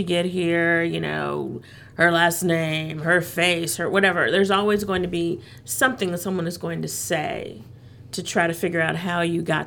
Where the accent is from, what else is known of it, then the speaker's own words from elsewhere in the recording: Los Angeles, California, United States; moved away as an adult; also born or lived in South Carolina; now in Atlanta, United States; I grew up in Los Angeles, so I was used to large cities